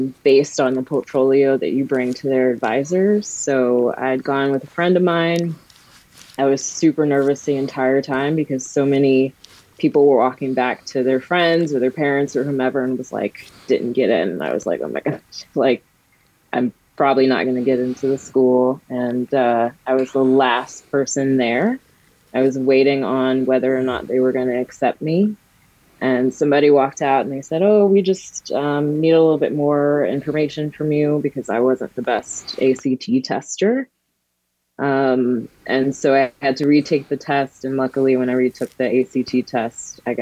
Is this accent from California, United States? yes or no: no; Country Club Hills, Illinois, United States; I was born and raised in Country Club Hills, Illinois, which is a south suburb